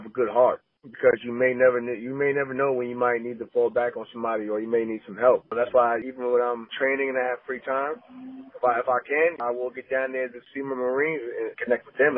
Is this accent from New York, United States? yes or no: yes; New York, United States; I'm from New York